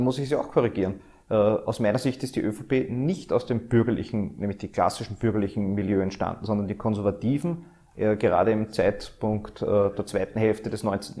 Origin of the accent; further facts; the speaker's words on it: Austria; dieses Österreich, diese Heimat, die wir haben